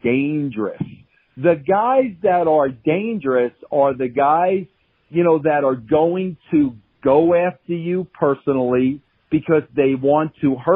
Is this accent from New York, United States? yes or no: yes; Long Island, New York, United States; I was from Long Island. We were both Italian